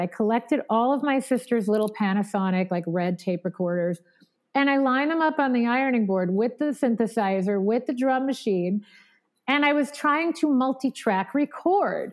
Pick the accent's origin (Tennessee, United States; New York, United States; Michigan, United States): New York, United States; Long Island; growing up in Long Island was amazing and especially amazing for the arts